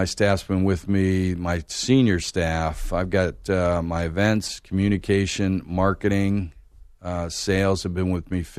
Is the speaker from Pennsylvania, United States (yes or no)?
yes; Pittsburgh, Pennsylvania, United States; moved away as an adult; also born or lived in Raleigh, North Carolina; now in Atlanta, United States; I grew up in Pittsburgh